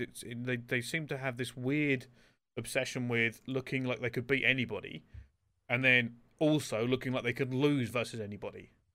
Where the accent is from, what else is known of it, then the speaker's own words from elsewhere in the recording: England, United Kingdom; We're all from England